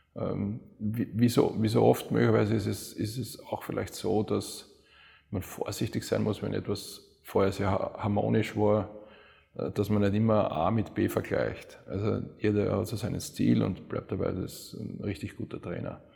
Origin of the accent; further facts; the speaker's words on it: Vienna, Austria; moved away as an adult; also born or lived in Cologne; Wien ist halt, ja, das ist meine, meine Heimat, das ist meine Familie, das sind meine Freunde